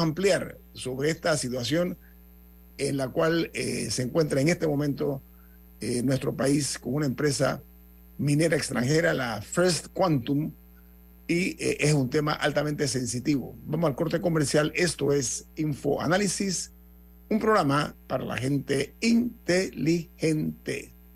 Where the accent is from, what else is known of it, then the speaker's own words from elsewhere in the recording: Panama; a mí como panameño